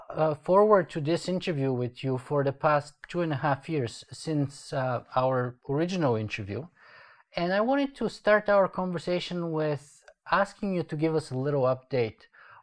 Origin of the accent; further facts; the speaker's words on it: Canada; I'm actually a Canadian citizen